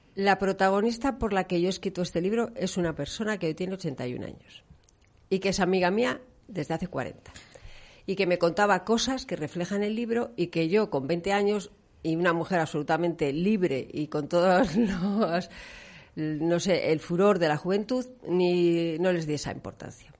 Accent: León, Castile and León, Spain; now in Valladolid, Spain; yo soy de León, aunque llevo aquí muchos años

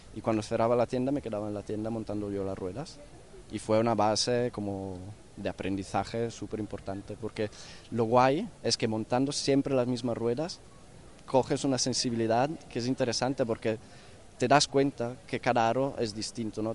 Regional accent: northern Italy, Italy; moved away as an adult; now in Barcelona, Spain; yo vengo del norte de Italia

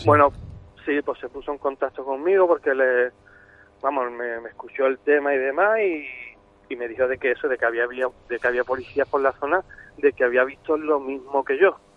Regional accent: Algeciras, Andalusia, Spain; yo soy de Algeciras

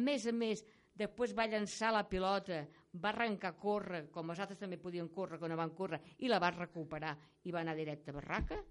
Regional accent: Catalonia, Spain; Jo sóc de la seva, sóc catalana

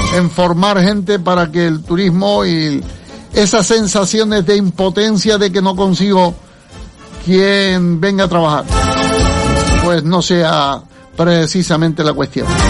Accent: Canary Islands, Spain

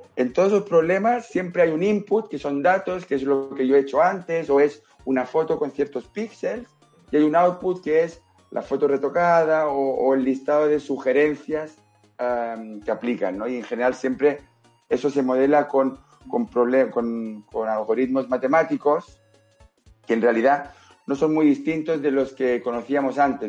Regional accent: Spain; also born or lived in Barcelona; yo soy español.

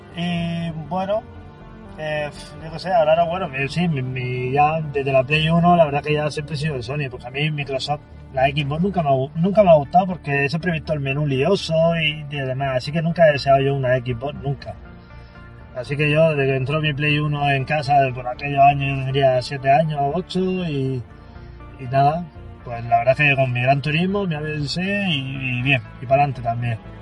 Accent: Cartagena, Region of Murcia, Spain; Yo soy de Cartagena también, vivo en la zona de Barrio Peral

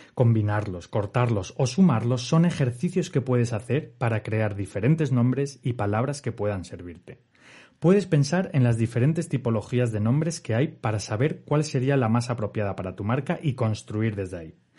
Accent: Asturias, Spain; yo que soy de Asturias

